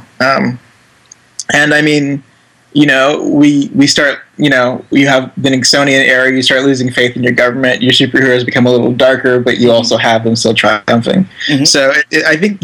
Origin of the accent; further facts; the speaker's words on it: Indonesia; growing up in Indonesia.